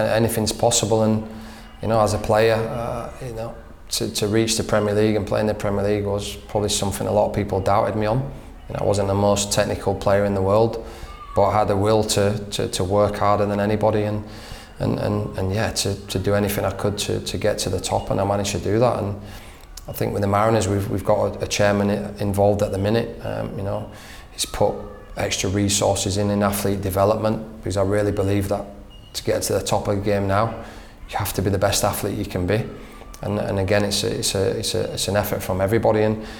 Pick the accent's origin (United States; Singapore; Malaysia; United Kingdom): United Kingdom; England; I come from England where winning the league is the most important thing